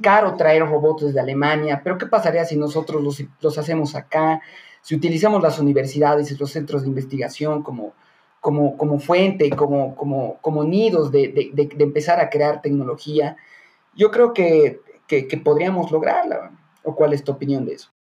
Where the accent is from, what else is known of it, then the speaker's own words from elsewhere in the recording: Bolivia; nosotros como, bueno, como bolivianos